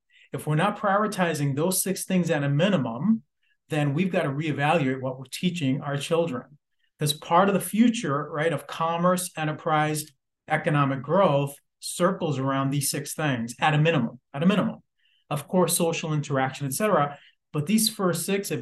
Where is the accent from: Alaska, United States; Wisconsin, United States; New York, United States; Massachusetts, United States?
Massachusetts, United States; Lynn; also born or lived in Puerto Rico; I grew up in Lynn, Massachusetts, Puerto Rico, and then Lynn, Massachusetts.